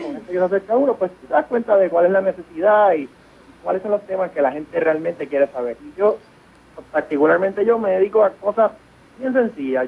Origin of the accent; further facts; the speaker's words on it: Puerto Rico; moved away as an adult; now in New York, United States; yo soy puertorriqueño, estudié en la Escuela de Medicina de la Universidad de Puerto Rico